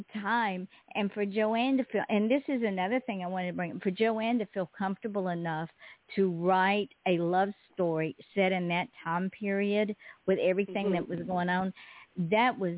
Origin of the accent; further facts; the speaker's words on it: the South, United States; I'm from the South